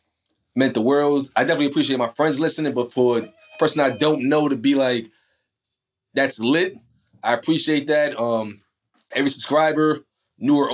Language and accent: English; Brooklyn, New York, United States; moved away; also born or lived in New Jersey; when I was growing up in Brooklyn, I had been stopped and frisked